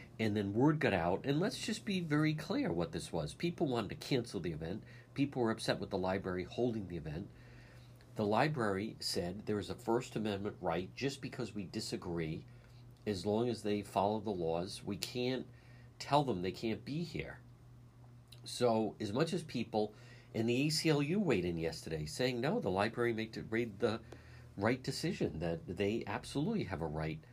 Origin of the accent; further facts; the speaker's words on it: Cranston, Rhode Island, United States; my library growing up in Edgewood